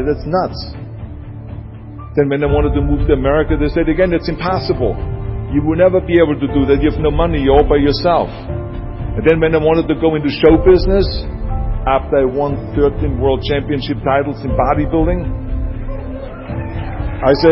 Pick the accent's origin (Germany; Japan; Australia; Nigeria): Germany; accent: German; English is a second language; people don't know the difference between an Italian accent and the German accent, so I got away with my German accent.